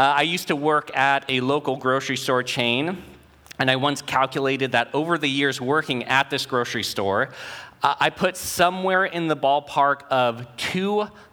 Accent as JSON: {"language": "English", "town": "Oregon City", "region": "Oregon", "country": "United States", "tie": "born or raised there", "said": "I grew up in Oregon City, a mile from where this career doing yogurt started"}